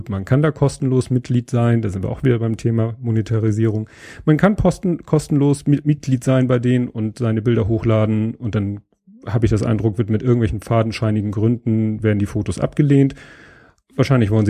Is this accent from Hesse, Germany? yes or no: no; Hamburg, Germany; als gebürtiger Hamburger äh, hat man davon schon mal gehört.